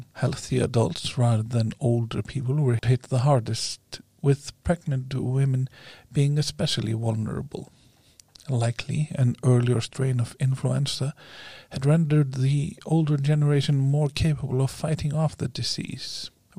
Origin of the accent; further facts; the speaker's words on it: Akureyri, Northeastern Region, Iceland; from my hometown of Akureyri